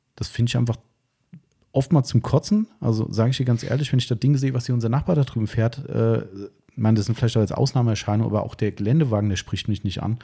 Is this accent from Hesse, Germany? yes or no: yes; Taunus, Hesse, Germany; ich bin da hier aus dem Taunus, also wir sind ja komplett friedfertiges Volk hier